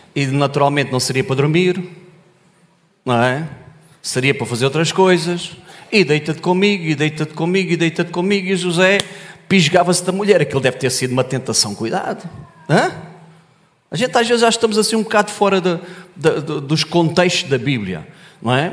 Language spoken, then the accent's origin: Portuguese; Olhão, Algarve, Portugal; Eu sou do Algarve, sou do Olhão. Terra abençoada.